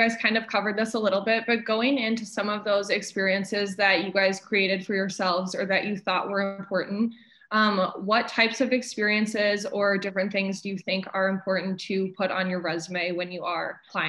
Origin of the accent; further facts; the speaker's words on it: Saint Paul, Minnesota, United States; moved away as an adult; also born or lived in Indianapolis; I'm from St. Paul, Minnesota originally, but I go to school at Butler University in Indianapolis, Indiana.